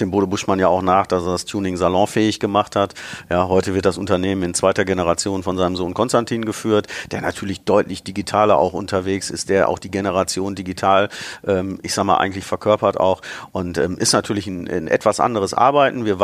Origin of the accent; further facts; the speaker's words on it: Bottrop, North Rhine-Westphalia, Germany; also born or lived in Karlsruhe; Ich habe auch mal äh, für zwei Jahre als Kind in Karlsruhe gelebt, aber eigentlich war ich immer Bottroper Jung, wie man so, so schön sagt. Ähm, bin in Bottrop geboren, ähm, meine Familie kam dort her.